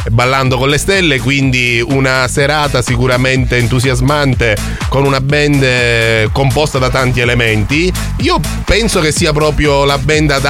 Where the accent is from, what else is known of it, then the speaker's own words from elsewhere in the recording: Augusta, Sicily, Italy; born there; Adesso eh, sono nato eh, ad Augusta.